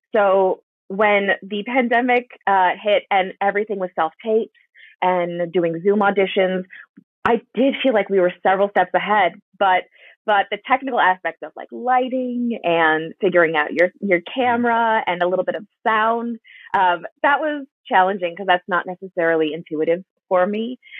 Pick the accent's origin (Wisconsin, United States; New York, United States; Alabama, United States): Wisconsin, United States; moved away; I'm from Wisconsin originally